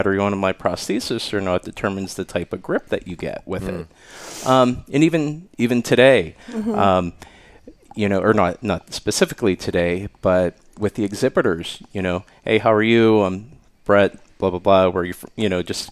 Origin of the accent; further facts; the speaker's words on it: Pittsburgh, Pennsylvania, United States; I grew up outside of Pittsburgh